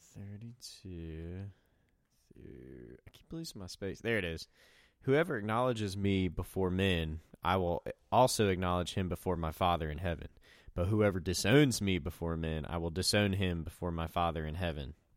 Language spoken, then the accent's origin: English; Southwest Virginia, United States; I'm in Southwest Virginia and from Southwest Virginia